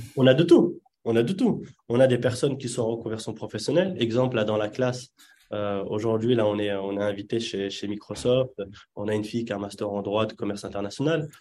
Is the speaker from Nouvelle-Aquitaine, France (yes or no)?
no; Yvelines, Île-de-France, France; French is a second language; also born or lived in Casablanca, Morocco; je suis né à Casablanca. Je suis arrivé très jeune, à l'âge de, 5-6 ans. Et puis, j'ai grandi principalement dans, dans les Yvelines.